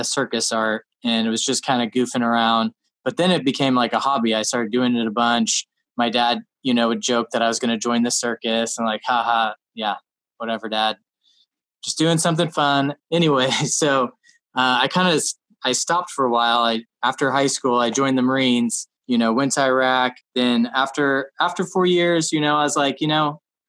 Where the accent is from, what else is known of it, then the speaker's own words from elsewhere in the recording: Alaska, United States; I'm from Alaska. So when I was in the first grade, I started commercial fishing with my dad.